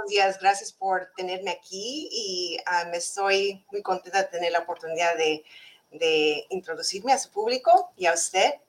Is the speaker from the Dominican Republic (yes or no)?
no; California, United States; also born or lived in Mexico / Yucatán / Hawaii / Florida; aquí nací en, en California pero en mis, papás, mis padres les encanta viajar, entonces ah, crecimos entre México y los Estados Unidos, viniendo, yendo y viniendo ah, entre Yucatán, ah, California, Hawái y Florida.